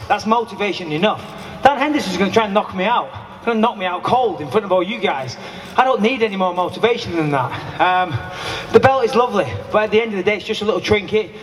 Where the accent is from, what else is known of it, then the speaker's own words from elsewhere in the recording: Clitheroe, North West England, United Kingdom; I'm from just down the road. I'm from Clitheroe